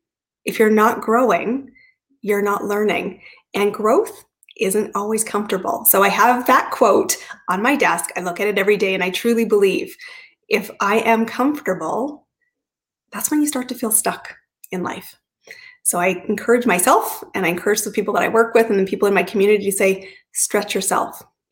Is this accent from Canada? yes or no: yes; Canada; So I am Canadian, but I've lived in 5 countries, 30 cities, and some cities more than once.